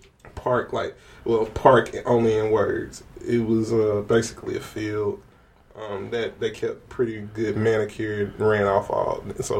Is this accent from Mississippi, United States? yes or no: yes; Simpson County, Mississippi, United States; Well, I grew up in Simpson County